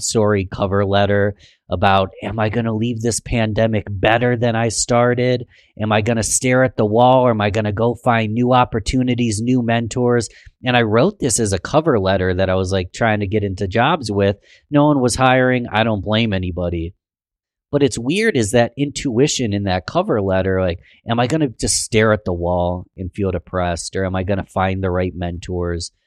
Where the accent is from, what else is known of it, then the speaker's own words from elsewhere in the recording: Rochester, New York, United States; born and raised in Rochester, New York, love my city